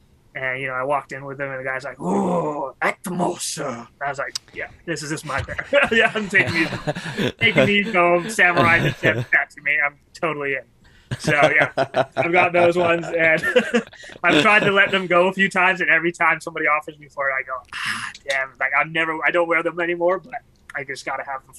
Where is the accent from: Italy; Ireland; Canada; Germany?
Canada; I was from Canada